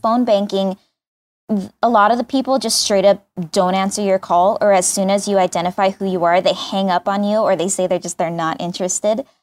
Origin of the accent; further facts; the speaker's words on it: United States; I am an American